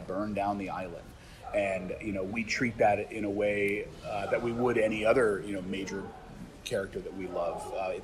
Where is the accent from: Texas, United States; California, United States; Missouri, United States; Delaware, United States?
California, United States; San Francisco; also born or lived in Oakland; now in Vermont, United States; I was raised by hippies in San Francisco and Oakland